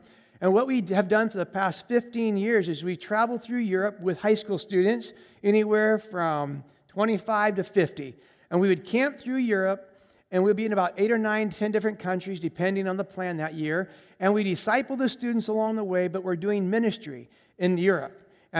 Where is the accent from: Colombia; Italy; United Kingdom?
Colombia; I grew up in Colombia, South America as a missionary kid. And so I speak Spanish fluently, and that's a whole another story of being a missionary kid in Colombia. But I grew up in Colombia, and so I have exposure and traveling in Latin America.